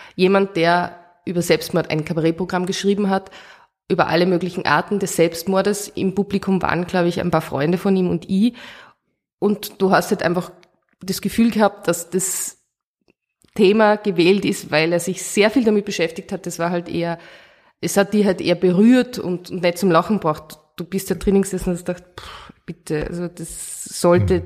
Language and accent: German; Oberalm, Salzburg, Austria; also born or lived in Hallein; in Hallein bin ich in die Schule gegangen, ich bin aus Oberalm, also im Tenningau